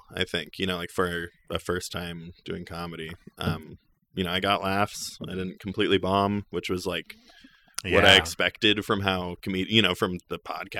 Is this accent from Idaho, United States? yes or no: yes; Middleton, Idaho, United States; also born or lived in Garden Valley; Well, I grew up in Garden Valley for my like young childhood, mm-hmm. and then Middleton for kind of like the later, you know, middle school, high school.